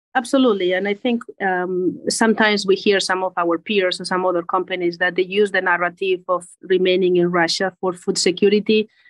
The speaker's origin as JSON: {"language": "English", "country": "Spain", "also_born_or_lived": "United States / Geneva, Switzerland", "second_language": "English", "moved": "as an adult", "said": "I'm originally from Spain. Uh, mm. Maybe you hear from the accent"}